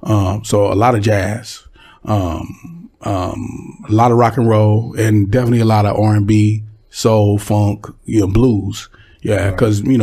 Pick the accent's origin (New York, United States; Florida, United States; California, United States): California, United States; Pomona; also born or lived in Dallas, Texas / Los Angeles, California; I was raised, I'm born in Dallas. I moved to California when I was really, really young, about 8-9 years old, and I grew up in Pomona, California.